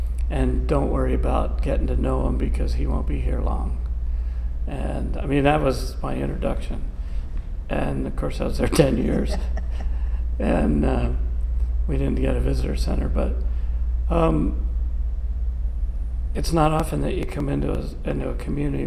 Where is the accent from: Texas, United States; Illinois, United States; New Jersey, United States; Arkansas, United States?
New Jersey, United States; Gibbstown; moved away as an adult; also born or lived in Yosemite National Park / Grand Canyon / Glen Canyon; I was born and raised in Gibbstown, New Jersey.